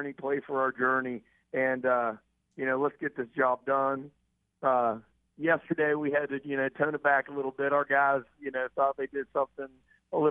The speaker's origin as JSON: {"language": "English", "country": "United States", "said": "I'm from the High Valley. My father's a steel mill worker"}